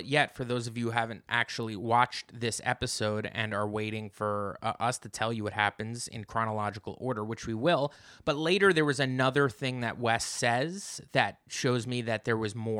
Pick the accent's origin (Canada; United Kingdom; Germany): United Kingdom; My storyline is I'm British.